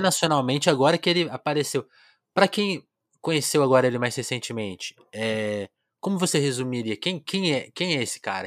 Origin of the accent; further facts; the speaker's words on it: São Paulo, Brazil; now in Ribeirão Preto, Brazil; eu nasci em São Paulo